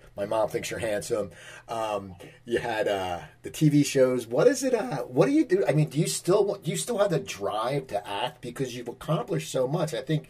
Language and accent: English; United States; I'm an Eagles fan. I grew up near Philadelphia.